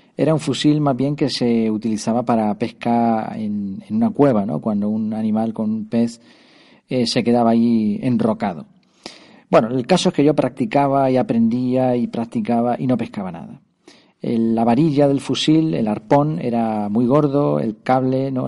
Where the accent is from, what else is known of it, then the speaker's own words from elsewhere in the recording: Madrid, Community of Madrid, Spain; nací en Madrid